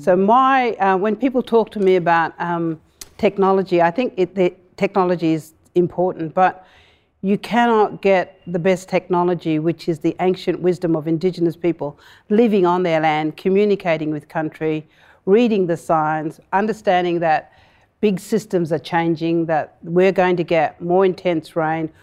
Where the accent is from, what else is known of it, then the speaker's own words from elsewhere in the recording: Broome, Western Australia, Australia; I grew up in Broome